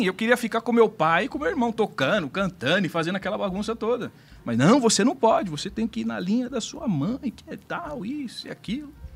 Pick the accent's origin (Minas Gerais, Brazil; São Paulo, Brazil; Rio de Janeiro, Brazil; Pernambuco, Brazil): São Paulo, Brazil; Eu sou de São Paulo mesmo, né? Meus pais de São Paulo também. E nasci e vivi sempre naquela região ali da zona sul de São Paulo, né? Aqui na capital